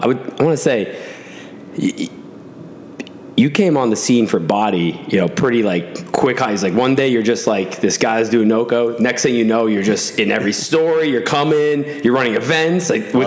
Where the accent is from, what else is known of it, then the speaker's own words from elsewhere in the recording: Massachusetts, United States; moved away; I'm from Massachusetts, and I went to college right on the border of Connecticut in Mass.